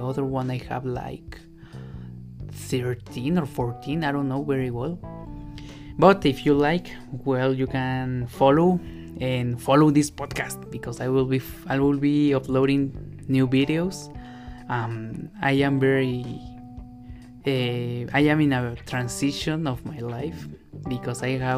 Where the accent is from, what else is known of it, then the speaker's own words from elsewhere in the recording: Mexico; English is a second language; I know I am a Latin American, but I am from Mexico